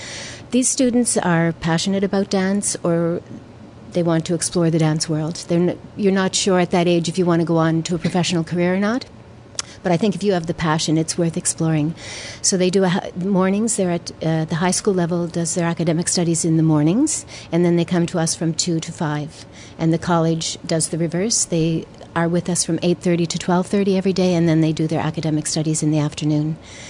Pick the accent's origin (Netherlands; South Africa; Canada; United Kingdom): Canada; Saint John, New Brunswick; moved away as an adult; now in Montreal, Canada; I come from St. John, New Brunswick, so there weren't many opportunities there.